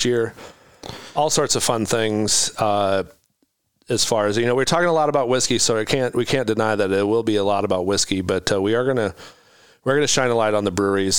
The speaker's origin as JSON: {"language": "English", "town": "Carroll", "region": "Iowa", "country": "United States", "said": "I'm from Carroll, Iowa."}